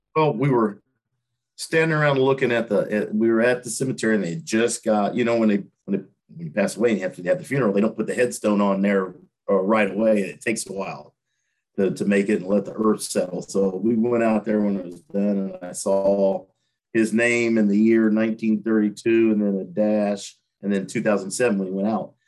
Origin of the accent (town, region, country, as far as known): Terre Haute, Indiana, United States; born or raised there; moved away as an adult